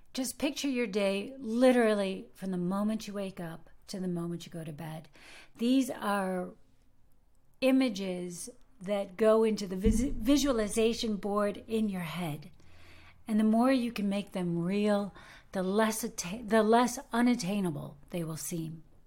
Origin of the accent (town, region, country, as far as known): United States; now in Germany